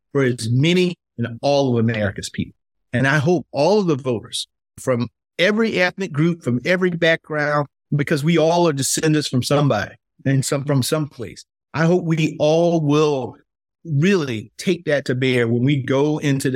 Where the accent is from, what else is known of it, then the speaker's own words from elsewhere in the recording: South Carolina, United States; as an African-American growing up in South Carolina